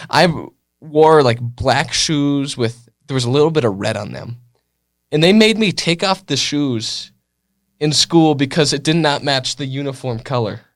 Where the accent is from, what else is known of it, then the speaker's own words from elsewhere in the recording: California, United States; I was born in California, and I was raised